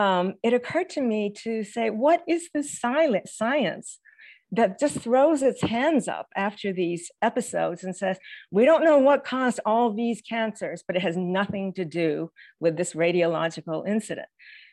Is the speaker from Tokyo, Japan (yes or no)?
yes; Tokyo, Japan; I, as a US citizen growing up in Tokyo, Japan, in post-war base schools, often had classrooms in Quonset huts.